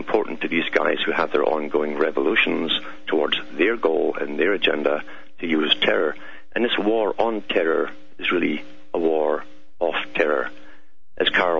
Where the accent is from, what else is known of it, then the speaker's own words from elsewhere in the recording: Scotland, United Kingdom; my accent, it's because I'm from Scotland, born and bred there, and raised there